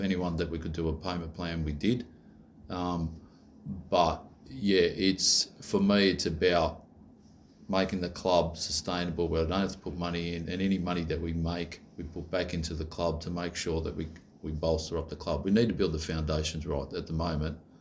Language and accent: English; Australia; I'm Aussie